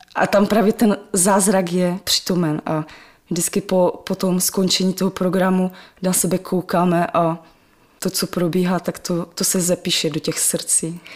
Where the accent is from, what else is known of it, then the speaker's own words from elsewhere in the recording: Czechia; Já jsem svoje dětství prožila na Dubině, ve velkém sídlišti